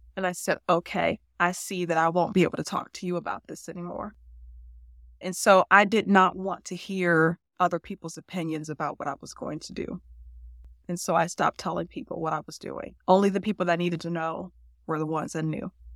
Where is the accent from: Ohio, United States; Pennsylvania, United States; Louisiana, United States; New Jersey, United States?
Ohio, United States; Cleveland; I grew up in the inner city of Cleveland